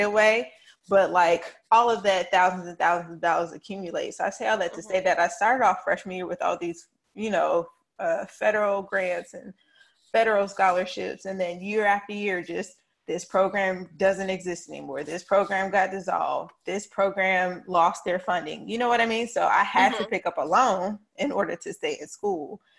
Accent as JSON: {"language": "English", "town": "Charlotte", "region": "North Carolina", "country": "United States", "tie": "born or raised there", "said": "I am born and raised in the Queen City of Charlotte, North Carolina, East East."}